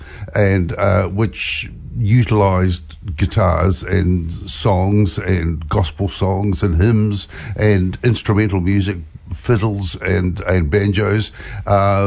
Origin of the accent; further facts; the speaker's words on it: Hamilton, Waikato, New Zealand; also born or lived in Australia; We're from Hamilton.